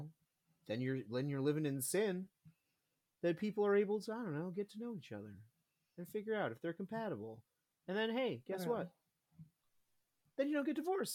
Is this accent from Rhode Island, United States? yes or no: no; Minnesota, United States; I'm from Minnesota.